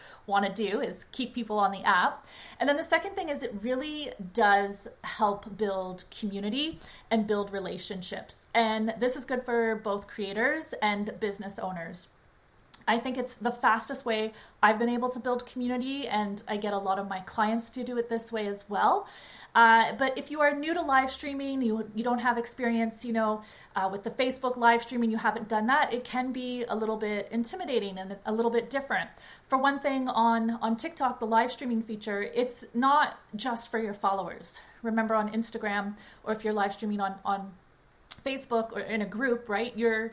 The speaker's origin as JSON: {"language": "English", "country": "Canada", "also_born_or_lived": "Toronto, Canada", "said": "I'm Canadian and based in Toronto"}